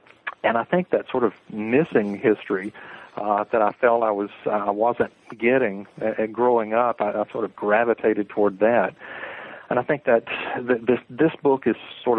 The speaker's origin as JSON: {"language": "English", "region": "the South", "country": "United States", "tie": "born or raised there", "said": "I'm from the South generally. I'm sort of an Army brat. We lived a number of places. But I suppose living in the South, growing up in the South, it's hard to get away from history."}